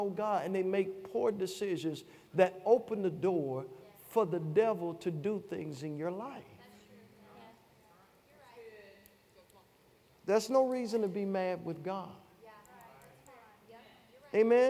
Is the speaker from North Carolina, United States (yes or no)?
no; Chattanooga, Tennessee, United States; I'm from Chattanooga, Tennessee. We say ages to come like this.